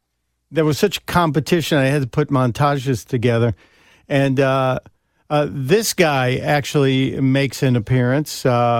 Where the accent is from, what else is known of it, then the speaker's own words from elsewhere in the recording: Chicago, Illinois, United States; I am here in my hometown, the main line of Mid-America, Chicago, Illinois.